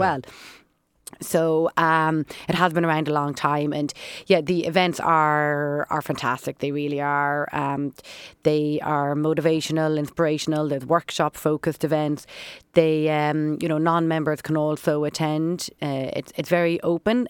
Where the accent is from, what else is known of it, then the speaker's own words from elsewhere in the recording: Dublin, Leinster, Ireland; We grew up in Dublin